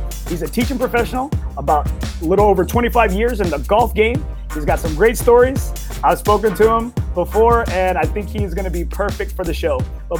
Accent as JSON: {"language": "English", "town": "Corpus Christi", "region": "Texas", "country": "United States", "tie": "born or raised there", "moved": "as an adult", "lives_now": "San Antonio, United States", "said": "being from Corpus Christi, I think it's like a small town, right? And so I moved up to San Antonio back in 98 to come to UTSA, University of Texas at San Antonio."}